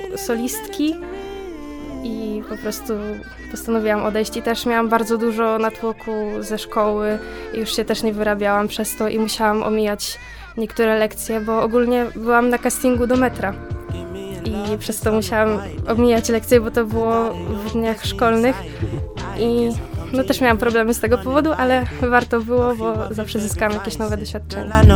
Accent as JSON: {"language": "Polish", "town": "Zduńska Wola", "region": "Łódź Voivodeship", "country": "Poland", "said": "ja pochodzę ze Zduńskiej Woli"}